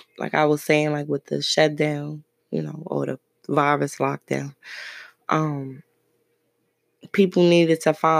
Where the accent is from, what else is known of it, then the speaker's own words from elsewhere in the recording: Brooklyn, New York, United States; moved away; I'm from Brooklyn